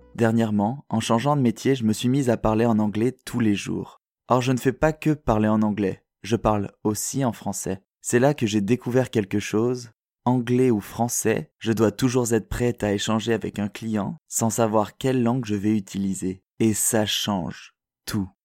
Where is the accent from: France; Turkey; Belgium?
France; first language French; moved away as an adult; also born or lived in south-west France / Swiss border area of France; now in Montreal, Canada; j'ai grandi en France